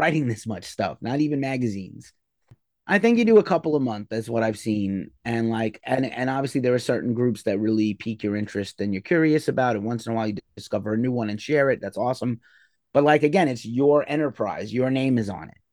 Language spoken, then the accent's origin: English; New York City, New York, United States; Madison Square Garden in my hometown